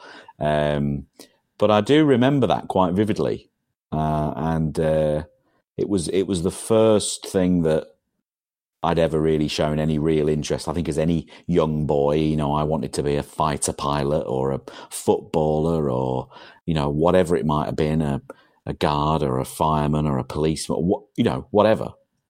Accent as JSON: {"language": "English", "region": "England", "country": "United Kingdom", "tie": "born or raised there", "said": "Certainly, the village that I grew up in England. Was a very, very hard working class area where men actually did graft"}